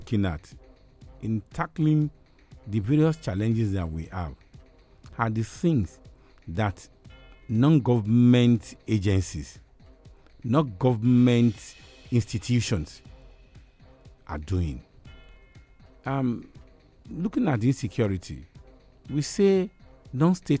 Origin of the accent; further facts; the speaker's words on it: Nigeria; as a Nigerian